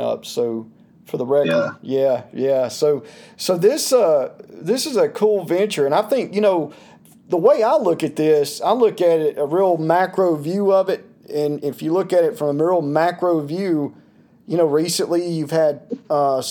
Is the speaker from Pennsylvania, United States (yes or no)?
no; Toccoa, Georgia, United States; my hometown where I'm originally from, in Toccoa, Georgia